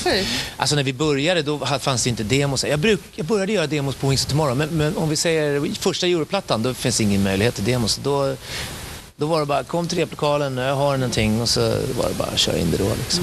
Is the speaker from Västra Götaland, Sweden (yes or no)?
no; Stockholm, Stockholm County, Sweden; also born or lived in Gothenburg; sen flyttade mina föräldrar till Stockholm, så jag är stockholmare